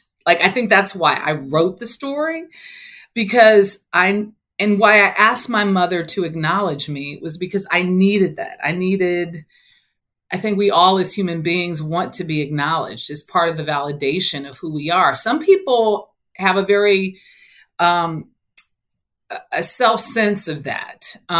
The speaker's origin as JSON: {"language": "English", "town": "Los Angeles", "region": "California", "country": "United States", "tie": "born or raised there", "said": "So I grew up in South Central Los Angeles. And I grew up in my neighborhood, middle class families with, you know, mothers and fathers."}